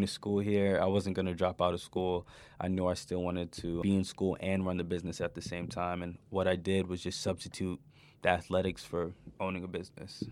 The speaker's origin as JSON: {"language": "English", "region": "New York", "country": "United States", "tie": "born or raised there", "moved": "yes", "said": "as a kid growing up in New York"}